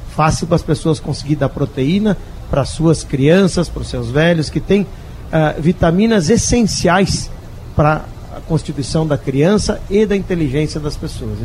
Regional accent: Rio Grande do Sul, Brazil; Eu, felizmente, sou do sul, sou do Rio Grande do Sul, gaúcho

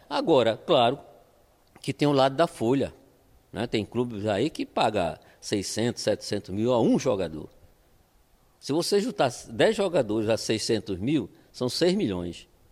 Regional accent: Olinda, Pernambuco, Brazil; eu sou olindense, né? Claro, sendo olindense é pernambucano, mas eu sou olindense. Me, me, nasci em Olinda, me criei

